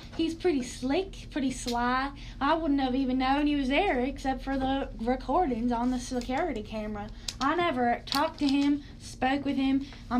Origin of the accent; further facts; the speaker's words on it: Oklahoma, United States; Well, growing up in Oklahoma, nothing really surprises me. I mean, everyone living in Oklahoma was either normal or a kook and a half.